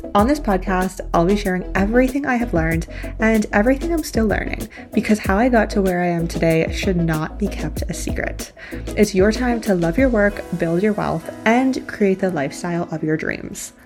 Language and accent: English; Canada; moved away as an adult; also born or lived in China; So I grew up in Canada in a very small town.